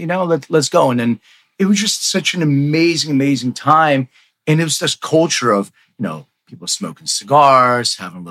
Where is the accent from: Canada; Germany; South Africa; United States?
United States; Philadelphia, Pennsylvania; I'm from Philly